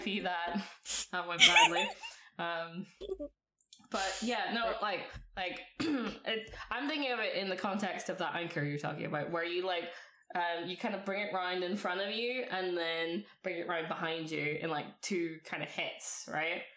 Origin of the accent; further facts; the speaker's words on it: Ireland; I'm Irish